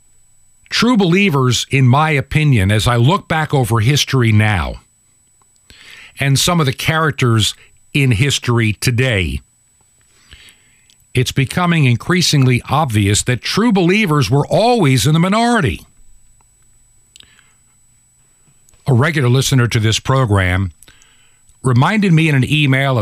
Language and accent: English; New York, United States; moved away as an adult; I was born in New York. Lived there for the first 18 years of my life.